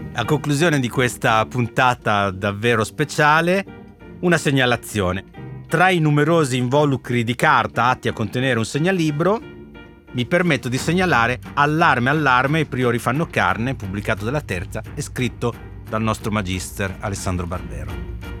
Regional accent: Emilia-Romagna, Italy; now in Rome, Italy; io sono romagnolo e quindi io sono un babbo, non sono un papà

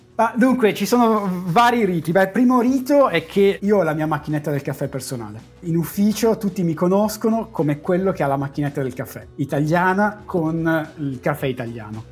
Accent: Asti, Piedmont, Italy; moved away as an adult; also born or lived in Turin; now in Cambridge, United Kingdom; io sono nato ad Asti e ho fatto la, le scuole ad Asti, mm, la scuola elementare, le medie, il liceo scientifico

